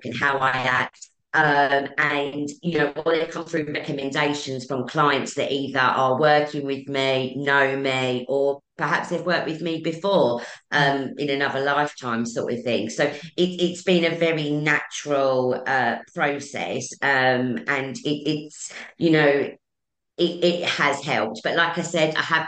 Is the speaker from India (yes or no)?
no; Essex, East of England, United Kingdom; I'm from Essex.